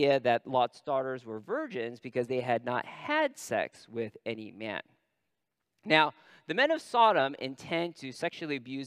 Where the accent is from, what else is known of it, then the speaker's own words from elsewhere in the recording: Northern California, United States; I'm from Northern California.